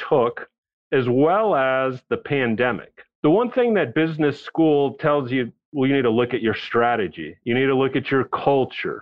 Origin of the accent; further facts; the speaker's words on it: Texas, United States; also born or lived in New York City / Bolivia (ancestry); born in New York City, but I was raised in Texas